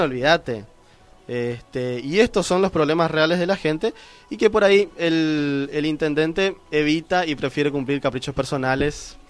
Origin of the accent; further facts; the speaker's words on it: Concepción de la Sierra, Misiones, Argentina; Yo soy un argentino, amo a mi país, amo a mi provincia, amo a mi pueblo.